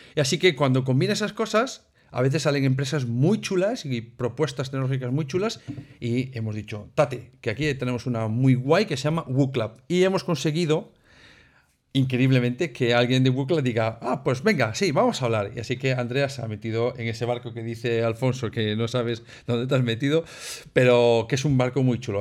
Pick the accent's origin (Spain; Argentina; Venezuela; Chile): Spain; Galicia; los que somos gallegos, que a veces nos comemos letras por el medio